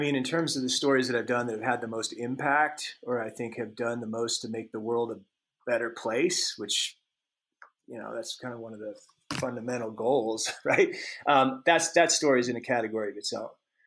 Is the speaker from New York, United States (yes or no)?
no; Alaska, United States; when I was a kid growing up in Alaska